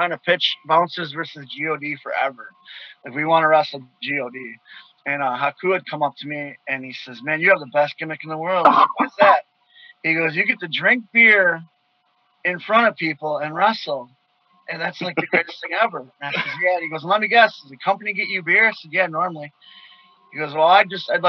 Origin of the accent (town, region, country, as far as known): Milwaukee, Wisconsin, United States; born or raised there